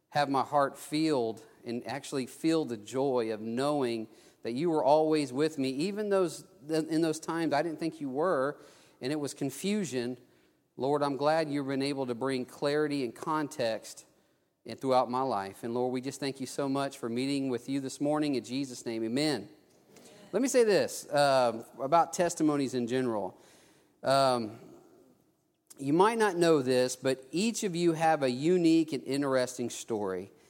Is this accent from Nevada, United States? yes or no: no; Texas, United States; also born or lived in Mobile, Alabama; I was, I was born in Mobile, but after I was about a year old, we moved to South Texas. And um, I grew up in a loving, I grew up with loving, hardworking parents, but we didn't go to church.